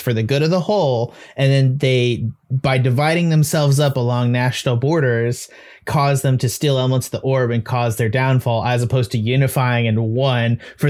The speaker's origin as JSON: {"language": "English", "country": "United States", "said": "I as an American viewer"}